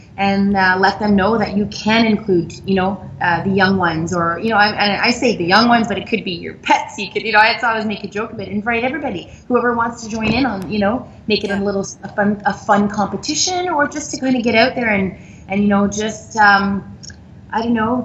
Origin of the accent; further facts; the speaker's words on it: Montreal, Quebec, Canada; moved away as an adult; now in Ontario, Canada; my hometown is Montreal, and I moved to Ontario because my French, I mean, I'm an English Quebecois